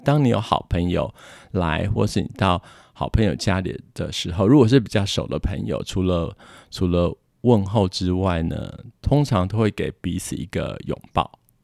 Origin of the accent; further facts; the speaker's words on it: Taiwan; moved away as an adult; now in Quebec, Canada; 我们台湾人的生活习惯